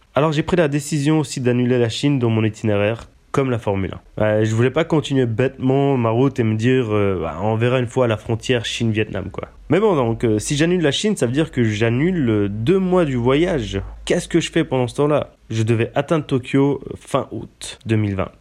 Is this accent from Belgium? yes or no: no; Switzerland; En tant que Suisse